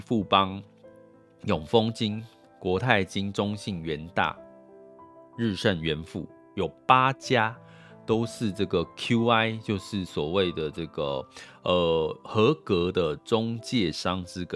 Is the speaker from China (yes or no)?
no; Taiwan; 那我们台湾人